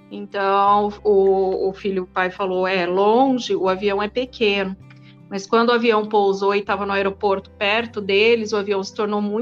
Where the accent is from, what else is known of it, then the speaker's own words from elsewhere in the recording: Mato Grosso do Sul, Brazil; Meu pai é meio brasileiro, meio alemão. E eu cresci no Mato Grosso do Sul.